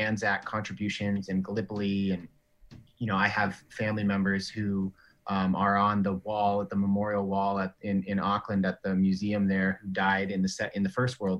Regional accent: United States; moved away as an adult; also born or lived in California; now in New Zealand; I was born in America, but I've been coming back and forth to New Zealand

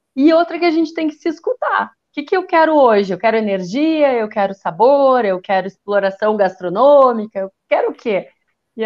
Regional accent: Rio Grande do Sul, Brazil; eu sou gaúcha

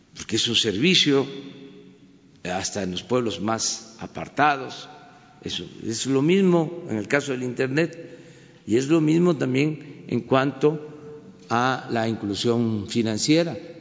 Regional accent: Mexico; lo que somos los mexicanos, de lo que estamos hechos los mexicanos

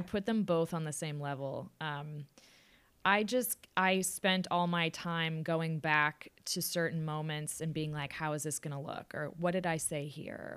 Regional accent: Austin, Texas, United States; moved away as an adult; also born or lived in New York City; now in New York, United States; I was born in New York City, but moved to Austin, obviously, in the year two thousand. Um, so lived, lived there, played volleyball in high school

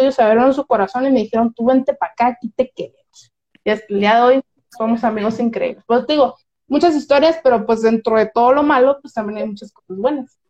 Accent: Mazatlán, Sinaloa, Mexico; accent: Sinaloan; also born or lived in Colombia; aquí en Sinaloa tenemos un acento muy grande. O sea, yo imagínate, yo, una persona que jamás se había salido de mi rancho, Mazatlán

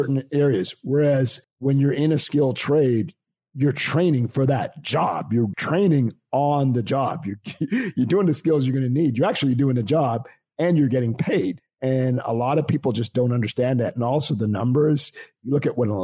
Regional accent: Canada; moved away; I grew up in Canada

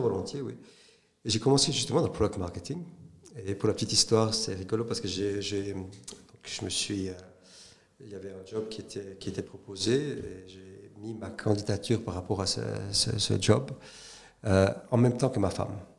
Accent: Saint-Aubin, Neuchâtel, Switzerland; also born or lived in St. Gallen / Hong Kong; je suis euh, neuchâtelois, euh, donc né à Neuchâtel, auprès de Neuchâtel, à Saint-Aubin, en 1968

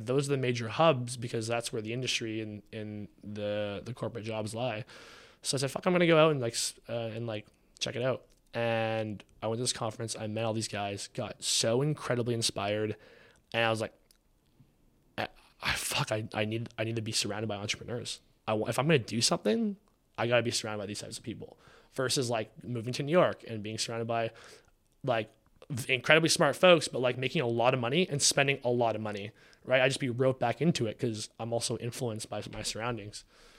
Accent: Canada; now in Texas, United States; Like, we're from Canada.

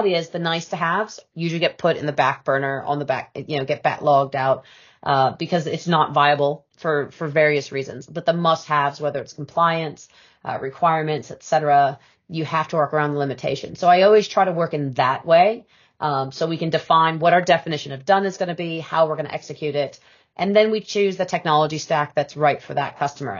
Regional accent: United States; now in United Kingdom; being an American by birth

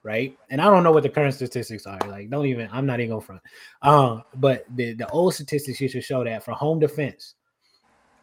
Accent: United States; I'm from Carolina

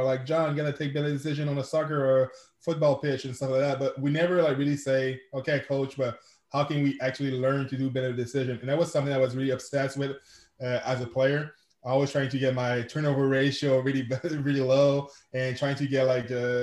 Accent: Quebec City, Quebec, Canada; first language French; English is a second language; I'm from Quebec City, Canada. I'm a francophone, so je parle français. That's my first language

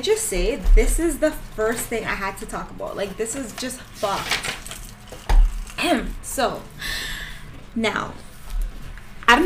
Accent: Toronto, Ontario, Canada; we're from Toronto. Like, well, the GTA

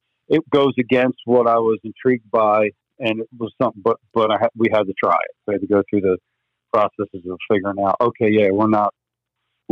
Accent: New Jersey, United States; we're dickheads from New Jersey

